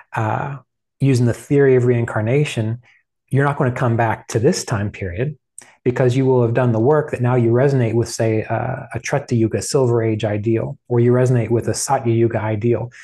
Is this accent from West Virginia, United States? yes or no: yes; West Virginia, United States; I grew up in West Virginia